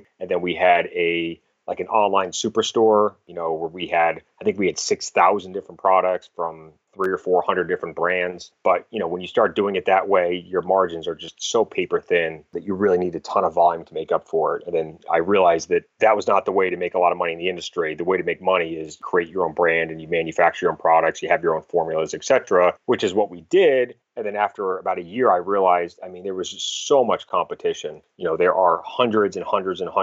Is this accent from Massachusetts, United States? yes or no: yes; Cape Cod, Massachusetts, United States; also born or lived in Boston, Massachusetts / Newport, Rhode Island; originally from the Massachusetts area, kind of grew up on Cape Cod, lived in Boston for a bunch of years after college